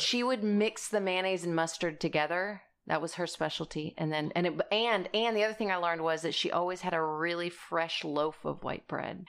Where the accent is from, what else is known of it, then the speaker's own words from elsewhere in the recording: South Texas, United States; I am from South Texas